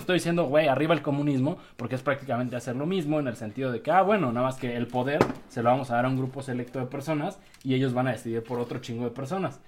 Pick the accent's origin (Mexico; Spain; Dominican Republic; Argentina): Mexico; como mexicanos que somos